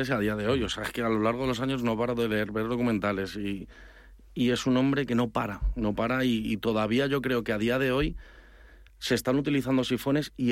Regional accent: Madrid, Community of Madrid, Spain; soy madrileño 100%.

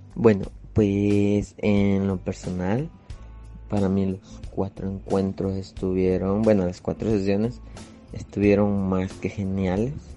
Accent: El Salvador; soy de El Salvador, originario

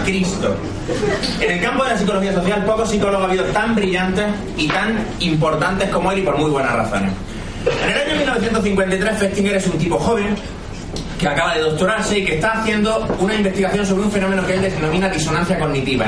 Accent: Andalusia, Spain; yo soy andaluz

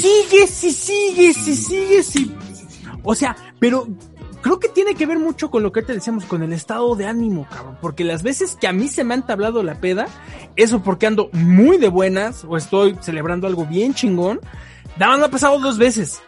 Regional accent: Tlaxcala, Mexico; nosotros somos acá de Tlaxcala

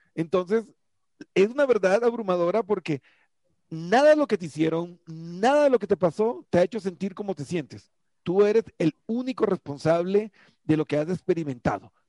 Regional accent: Colombia; yo soy colombiano

